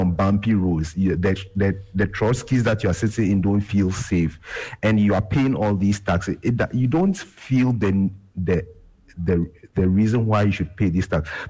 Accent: Ghana; as a Ghanaian

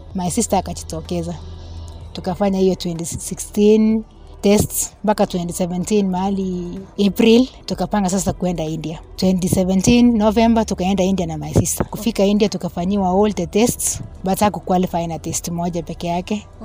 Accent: Nandi Hills, Nandi County, Kenya; natoka Nandi Hills upande wa Kipsebo

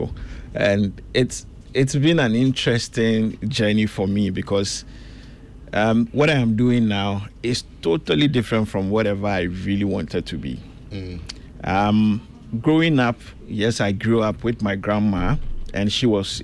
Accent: Accra, Greater Accra, Ghana; also born or lived in Sunyani / Wa; Born and raised in Fadama. Spent most of my years in Sunyani

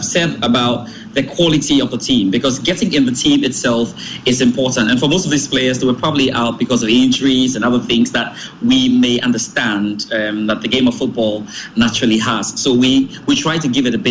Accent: Ghana; I'm a Ghanaian

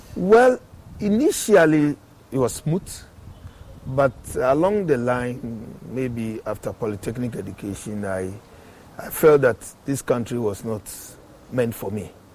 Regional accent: Accra, Greater Accra, Ghana; also born or lived in Ashanti Region villages; I was born in Accra.

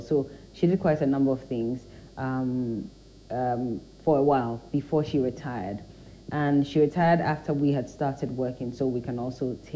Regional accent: Teshi, Greater Accra, Ghana; also born or lived in North Kaneshie / Cantonments / Mataheko / Dansoman; So Teshi is where I lived my early youthful years

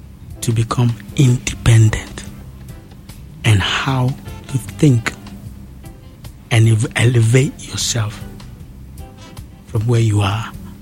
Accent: Ghana; when I start traveling around the world and I meet Jamaicans, when I tell them I come from Ghana

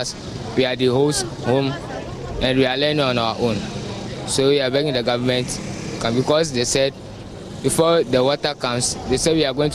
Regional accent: Sogakope, Volta, Ghana; I'm from Sogakope

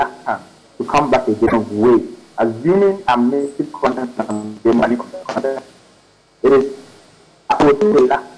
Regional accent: Ghana; I'm a Ghanaian.

